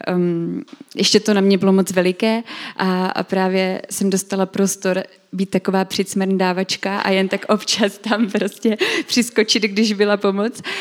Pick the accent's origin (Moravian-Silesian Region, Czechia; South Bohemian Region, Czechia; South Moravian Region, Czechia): South Moravian Region, Czechia; Brno; u nás v Brně